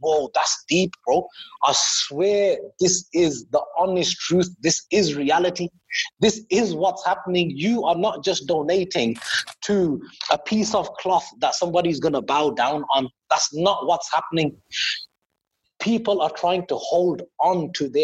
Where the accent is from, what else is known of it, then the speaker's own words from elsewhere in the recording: Birmingham, West Midlands, United Kingdom; I'm from Birmingham